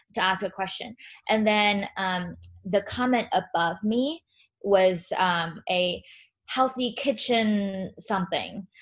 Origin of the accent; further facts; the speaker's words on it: China; moved away; growing up in China